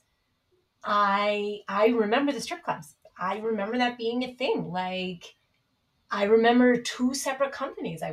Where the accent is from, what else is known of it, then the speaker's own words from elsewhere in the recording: New York City, New York, United States; I grew up in the Bronx